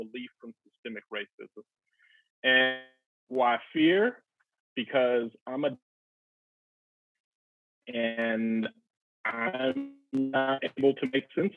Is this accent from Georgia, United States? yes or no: yes; Atlanta, Georgia, United States; moved away as an adult; now in Evanston, United States; born and raised Atlanta, Georgia